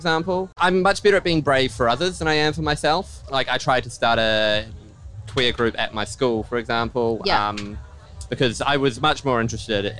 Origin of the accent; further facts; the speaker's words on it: Auckland, New Zealand; I grew up in Auckland